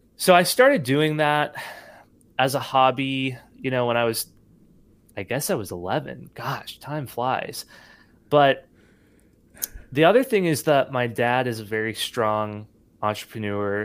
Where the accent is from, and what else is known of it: Nashville, Tennessee, United States; born or raised there; also born or lived in San Jose, California